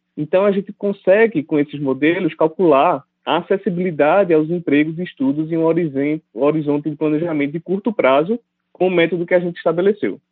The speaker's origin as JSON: {"language": "Portuguese", "town": "Recife", "region": "Pernambuco", "country": "Brazil", "tie": "born or raised there", "moved": "as an adult", "lives_now": "São Paulo, Brazil", "said": "eu sou natural de Recife, Pernambuco"}